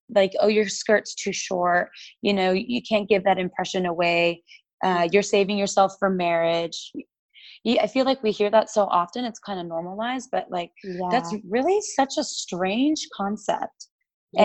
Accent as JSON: {"language": "English", "town": "San Diego", "region": "California", "country": "United States", "tie": "born or raised there", "also_born_or_lived": "Salt Lake City", "moved": "yes", "said": "My parents are Colombian and Mexican, but we grew up in San Diego"}